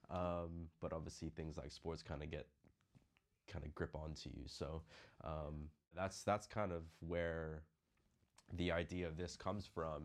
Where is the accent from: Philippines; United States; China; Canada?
Philippines; moved away; growing up in the Philippines